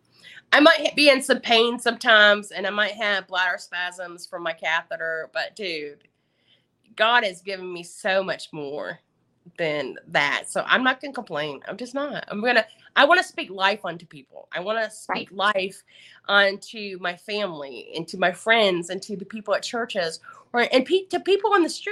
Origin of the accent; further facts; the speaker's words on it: the South, United States; accent: Southern; my Southern accent comes